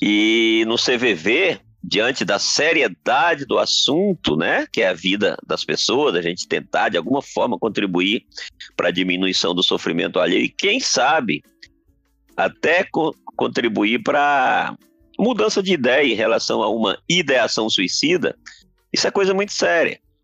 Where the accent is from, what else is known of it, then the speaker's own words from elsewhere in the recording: Brazil; a gente é brasileiro